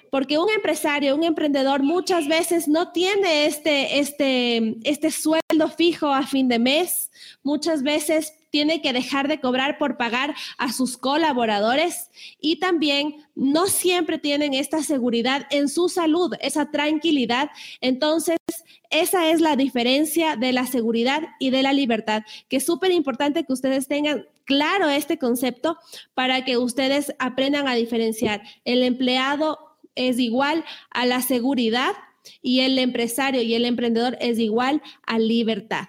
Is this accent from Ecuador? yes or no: yes; Ecuador; en mi país, en Ecuador